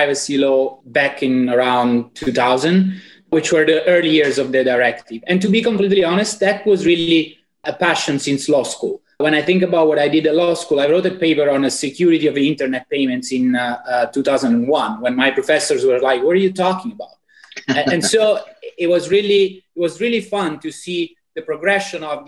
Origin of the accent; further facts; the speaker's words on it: Italy; accent: Italian; English is a second language; moved away as an adult; as you may have gathered already from my accent, I'm fully 100% Italian